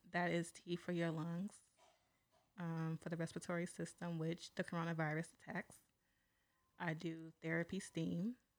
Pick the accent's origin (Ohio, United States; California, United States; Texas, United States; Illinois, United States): California, United States; San Pablo; I'm from San Pablo